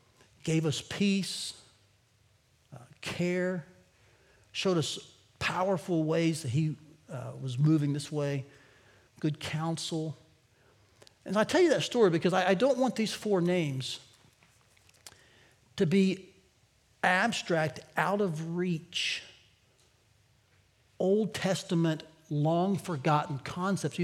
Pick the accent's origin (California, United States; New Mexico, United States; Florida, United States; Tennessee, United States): Tennessee, United States; moved away as an adult; now in Iowa, United States; I grew up in Tennessee